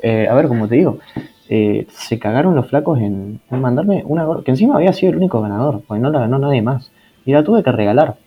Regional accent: Argentina; yo soy de Argentina

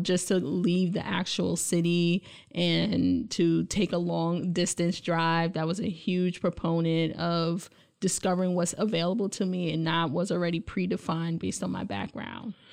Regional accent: New York City, New York, United States; moved away as an adult; also born or lived in Buffalo, New York / Indiana; now in Lansing, United States; I grew up in Brooklyn, New York

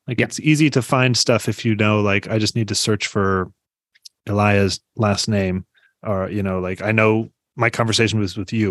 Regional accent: Iowa City, Iowa, United States; also born or lived in Des Moines, Iowa; I grew up in Iowa City, and we have one of his Carnegie's libraries

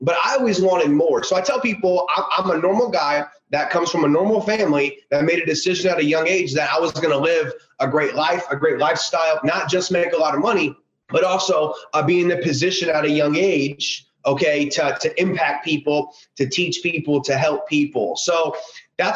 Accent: Columbus, Ohio, United States; also born or lived in Houston, Texas; I was born in Houston, Texas, but we grew up in Columbus, Ohio

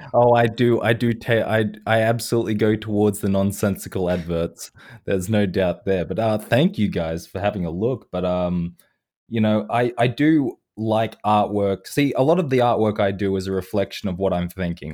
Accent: Australia; I am an Australian person

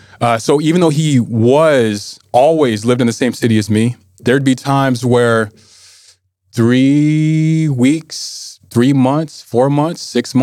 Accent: Anchorage, Alaska, United States; I am from Anchorage.

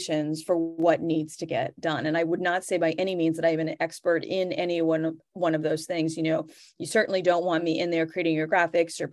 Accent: New England, United States; I'm from the New England area

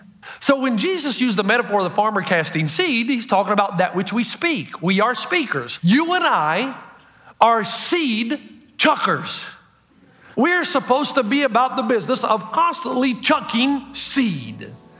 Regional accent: Elizabeth, New Jersey, United States; from somebody back in Elizabeth in my hometown of a classmate that died

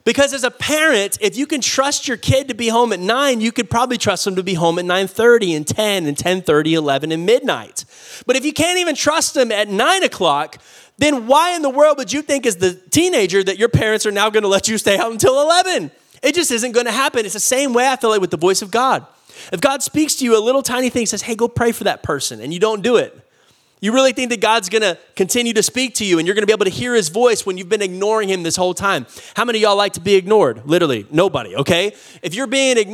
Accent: Austin, Texas, United States; also born or lived in Oklahoma; I'm from Austin

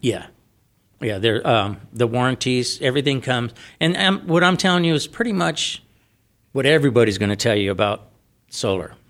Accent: San Diego, California, United States; now in Arizona, United States; I'm from San Diego

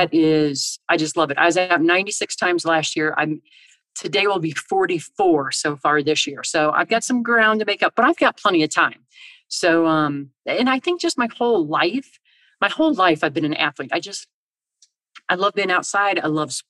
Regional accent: Illinois, United States; now in Colorado, United States; I grew up in Illinois

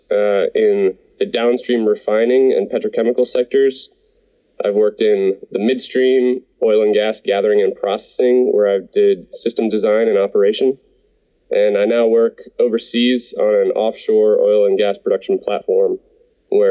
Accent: Ohio, United States; moved away as an adult; also born or lived in Pennsylvania / Texas / Colorado; I grew up in Ohio, and like you said, graduated from Penn State. Since then, I've lived and worked in Pennsylvania, Texas, and Colorado, and I now work overseas.

